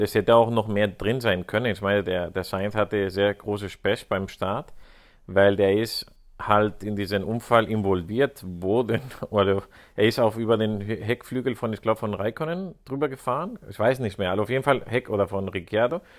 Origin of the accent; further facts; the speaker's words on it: Spain; als Spanier